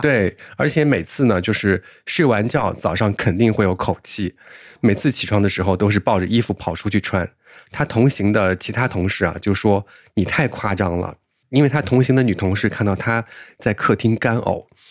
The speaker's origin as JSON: {"language": "Chinese", "region": "southern China", "country": "China", "said": "我是南方人"}